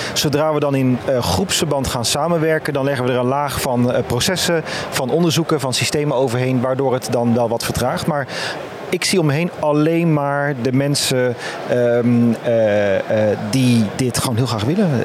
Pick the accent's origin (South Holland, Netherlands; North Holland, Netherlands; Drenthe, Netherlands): South Holland, Netherlands; Capelle aan den IJssel; also born or lived in Utrecht; kom uit Utrecht en geboren en getogen in Capelle aan de IJssel.